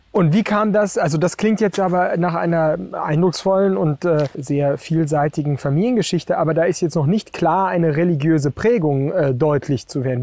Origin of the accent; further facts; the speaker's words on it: Germany; in unserem Land